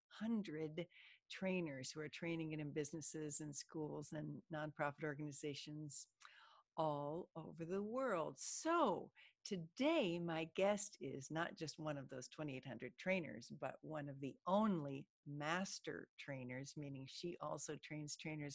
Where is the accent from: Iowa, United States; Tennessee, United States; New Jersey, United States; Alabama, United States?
Iowa, United States; now in Florida, United States; Growing up in Iowa, summer wasn't all that long